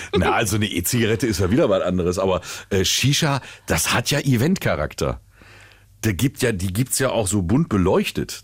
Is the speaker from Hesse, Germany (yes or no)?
yes; Willingen, Hesse, Germany; ich bin ja in Willingen groß geworden. Äh, mhm. Schön im Sauerland